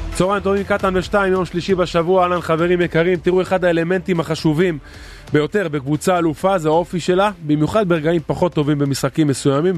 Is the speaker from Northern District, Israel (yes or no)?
no; Haifa, Haifa District, Israel; אני גדלתי בקריית אליעזר